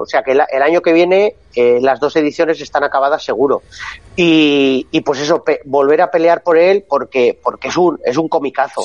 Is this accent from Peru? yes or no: no; Basque Country, Spain; Que soy vasco